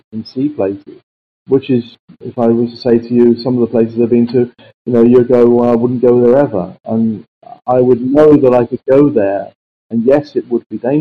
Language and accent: English; London, United Kingdom; I came from South London, so I knew many of the areas that they came from. I say my first person was Brixton. I went to a little school called Rosendale